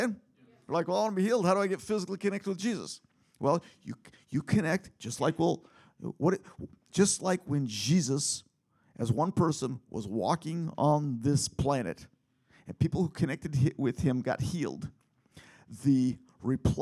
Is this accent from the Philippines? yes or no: yes; Philippines; now in United States; growing up in the Philippines